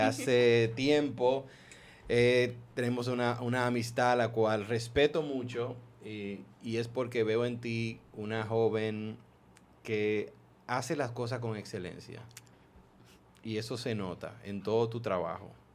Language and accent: Spanish; Maryland, United States; moved away; yo me crié en Estados Unidos prácticamente, entonces en donde yo viví en Maryland